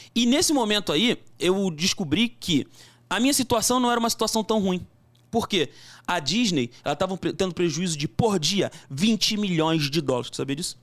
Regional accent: Brazil; sou brasileiro

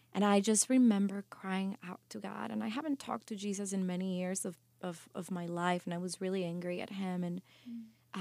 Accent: Guatemala; moved away; also born or lived in New York City; growing up in Guatemala really developed who you know I am.

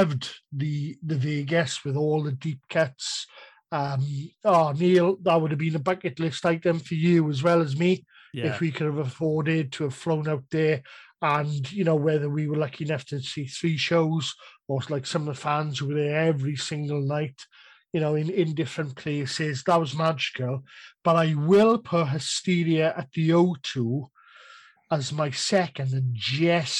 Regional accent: Cardiff, Wales, United Kingdom; I was at Cardiff, it's my hometown

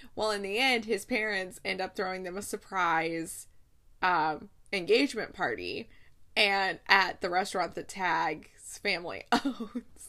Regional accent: Ohio, United States; I'm from Ohio

